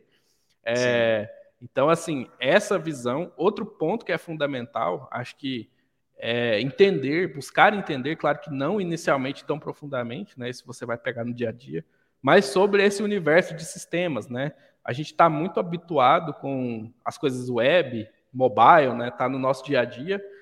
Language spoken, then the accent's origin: Portuguese; Goiânia, Goiás, Brazil; now in Caldas Novas, Brazil; Vivi a vida toda em Goiânia